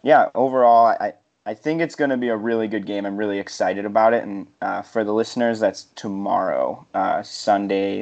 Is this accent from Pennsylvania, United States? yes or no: no; Chicago, Illinois, United States; I'm actually from Chicago